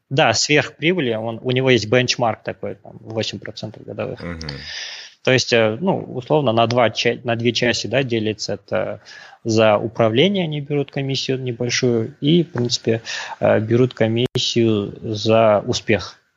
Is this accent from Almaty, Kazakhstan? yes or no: no; Pavlodar Region, Kazakhstan; moved away as an adult; also born or lived in United States; Я родом из Володарской области, родился в 1987 году, окончил казахско-турецкий лицей в Павлодаре в 2006 году